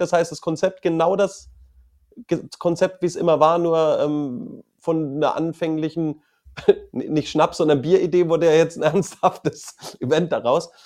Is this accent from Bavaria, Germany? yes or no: yes; Franconia, Bavaria, Germany; moved away as an adult; now in London, United Kingdom; Bei uns in Franken